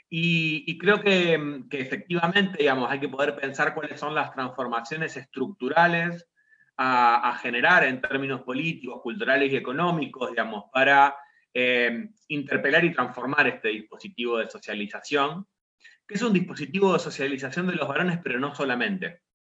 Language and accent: Spanish; Rosario, Santa Fe, Argentina; also born or lived in La Plata; yo vivo en la ciudad de Rosario, digamos que es de donde soy oriundo